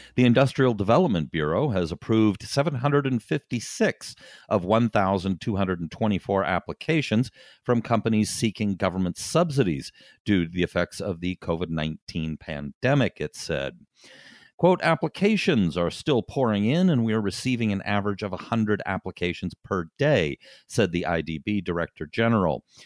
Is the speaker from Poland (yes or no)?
no; Canada; now in Taiwan; as a Canadian